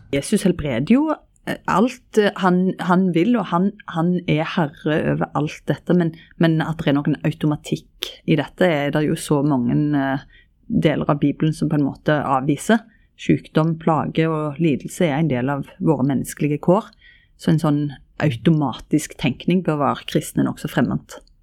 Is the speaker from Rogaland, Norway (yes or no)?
yes; Ryfylke, Rogaland, Norway; i Ryfylke, der jeg er ifra